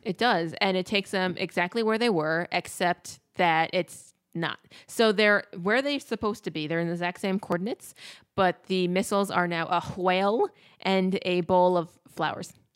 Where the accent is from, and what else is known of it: United States